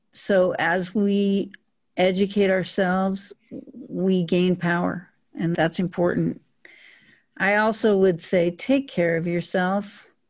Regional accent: Powell, Wyoming, United States; I was born in a small town in northern Wyoming called Powell, Wyoming

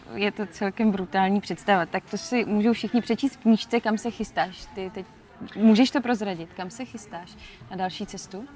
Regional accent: Ostrava, Moravian-Silesian Region, Czechia; u nás v Ostravě

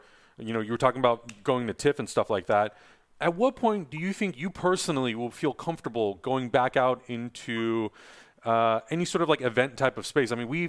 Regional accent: San Diego, California, United States; I'm from San Diego.

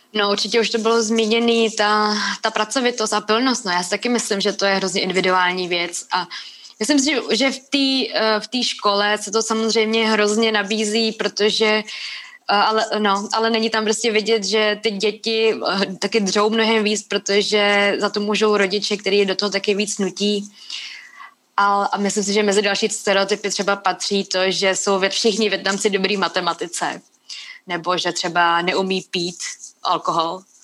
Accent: Czechia; když jsem se tady narodila

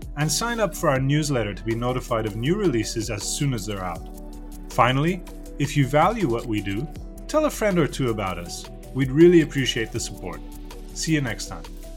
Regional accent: Canada; a Canadian who grew up listening to you

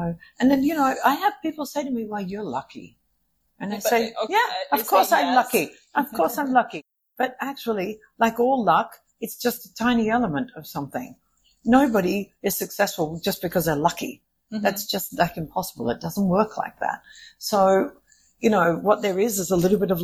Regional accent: Australia; I'm from Australia

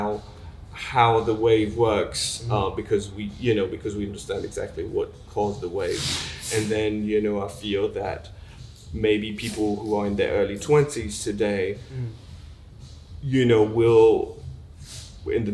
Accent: Switzerland; moved away as an adult; I grew up in Switzerland

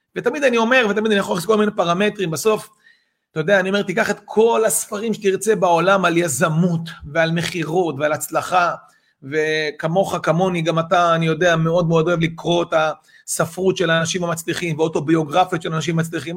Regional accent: Israel; אנחנו ישראלים

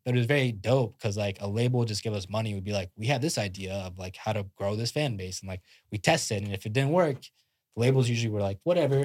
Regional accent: India; moved away; I'm I'm Indian, like fully born and born in India, came out here like Indian immigrant.

